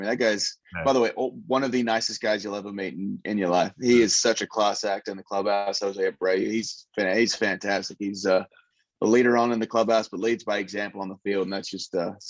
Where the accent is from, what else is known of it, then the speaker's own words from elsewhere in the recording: Western Australia, Australia; which was what we grew up in Australia. Like I'd play there and then I'd be with part of the West Australian Institute of Sport